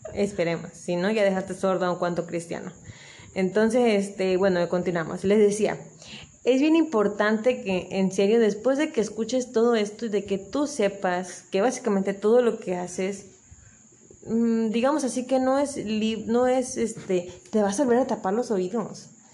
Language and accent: Spanish; Acapulco, Guerrero, Mexico; yo soy originaria de Acapulco